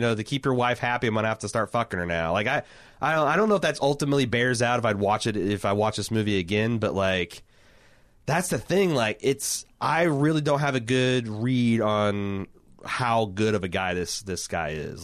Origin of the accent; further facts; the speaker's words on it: United States; I'm an American